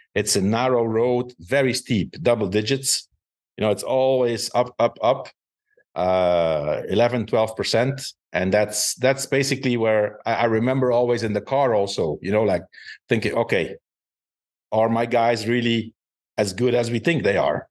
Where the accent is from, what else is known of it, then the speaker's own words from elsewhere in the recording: Belgium; it was in my home country